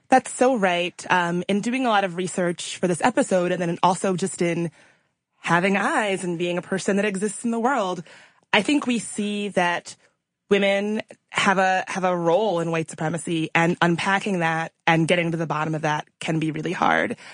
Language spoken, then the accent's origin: English; Richmond, Virginia, United States; I grew up right outside of Richmond, Virginia